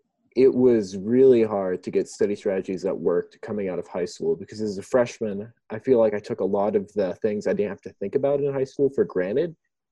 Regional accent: Chiang Mai, Thailand; moved away as an adult; I am from the States, but I was born and raised in Thailand. I was born in a little town called Chiang Mai and spent my life all overseas until Baylor.

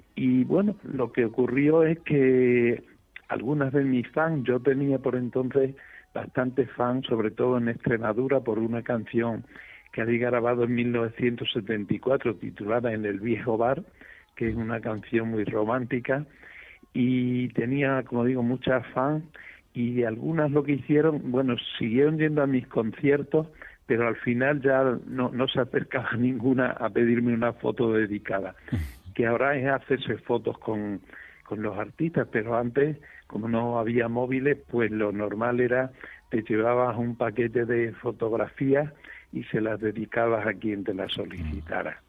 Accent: San Vicente de Alcántara, Extremadura, Spain; la fábrica de corcho que tenía mi padre aquí en mi pueblo, en San Vicente de Alcántara

